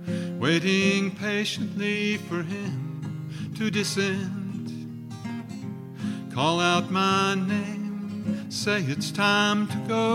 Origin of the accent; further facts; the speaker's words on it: Archdale, North Carolina, United States; I was raised right here in Archdale